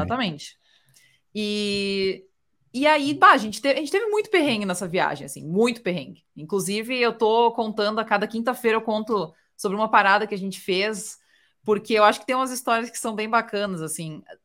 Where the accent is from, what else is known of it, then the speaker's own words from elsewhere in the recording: South Region, Brazil; moved away as an adult; now in United States; eu sou do sul